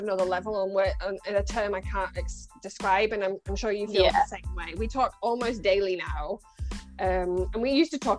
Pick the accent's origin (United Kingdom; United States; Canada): United Kingdom; Scunthorpe, Yorkshire and the Humber; moved away as an adult; now in Birmingham, United Kingdom; you bring me back to good old Scunny. My accent will get stronger the more I talk